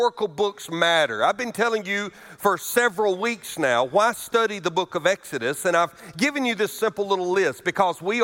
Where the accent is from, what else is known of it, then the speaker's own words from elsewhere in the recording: Alabama, United States; moved away; I was raised in Alabama